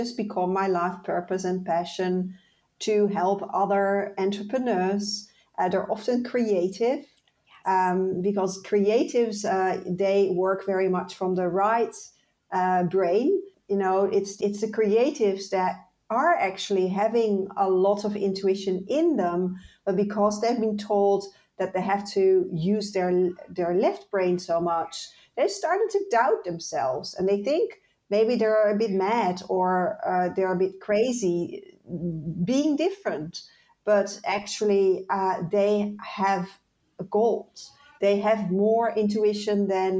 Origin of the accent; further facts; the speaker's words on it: Netherlands; moved away; also born or lived in Ireland; I moved from the Netherlands, where I'm originally from, to Ireland.